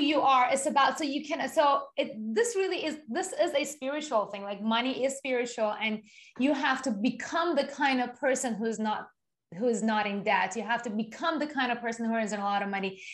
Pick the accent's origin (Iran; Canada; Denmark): Iran; also born or lived in Japan; now in United States; not being from America, I was born and raised in Iran